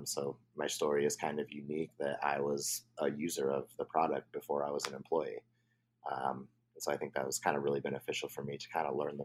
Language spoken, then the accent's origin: English; Oregon, United States; also born or lived in Alabama; now in San Francisco Bay Area, United States; I grew up in Oregon